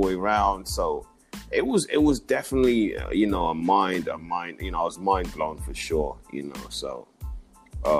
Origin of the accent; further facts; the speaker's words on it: London, United Kingdom; moved away; also born or lived in Kampala, Uganda / Wichita, Kansas; I'm from it's East London, it's a town called Leighton